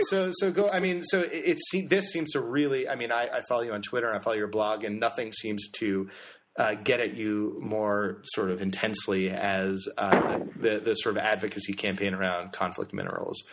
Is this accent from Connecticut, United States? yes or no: yes; Connecticut, United States; I grew up in Connecticut